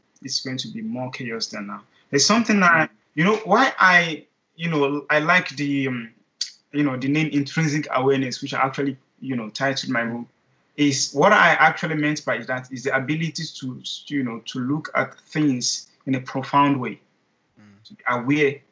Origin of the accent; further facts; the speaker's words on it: Nigeria; I'm a Nigerian, I'm a black guy